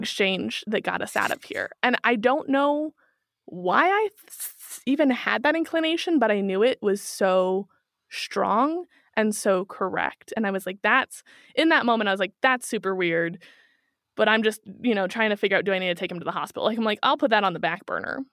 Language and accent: English; Kansas City, Missouri, United States; moved away as an adult; now in Germany; I'm from Kansas City